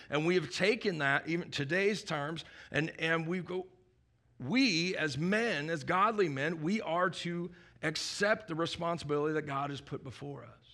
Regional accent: Midwest, United States; moved away; when I was a kid, I grew up in the Midwest where there's a lot more snow than there is here

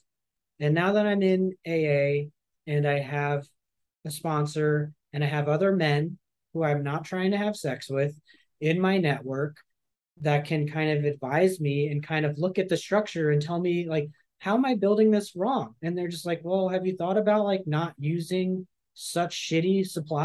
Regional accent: San Francisco, California, United States; moved away as an adult; also born or lived in Los Angeles; I grew up atheist in San Francisco.

